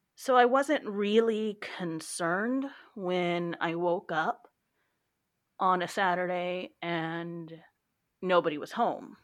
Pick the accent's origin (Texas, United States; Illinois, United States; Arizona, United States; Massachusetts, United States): Texas, United States; I am from Texas and I work the circulation desk at the local library